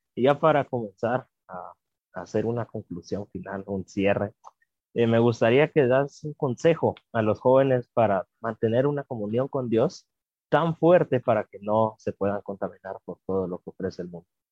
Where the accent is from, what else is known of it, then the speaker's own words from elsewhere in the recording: Guatemala; como guatemaltecos y guatemaltecas